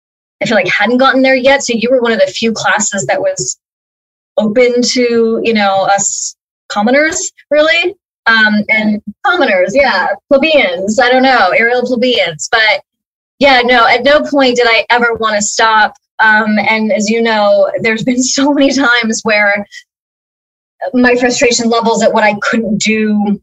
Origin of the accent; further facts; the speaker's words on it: Los Angeles, California, United States; I'm from Los Angeles. I've always been here